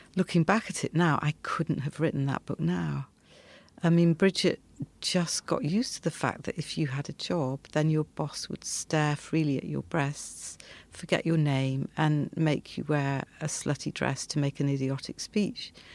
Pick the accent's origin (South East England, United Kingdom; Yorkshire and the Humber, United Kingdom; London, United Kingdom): Yorkshire and the Humber, United Kingdom; outskirts of Leeds; I grew up in a textile town on the outskirts of Leeds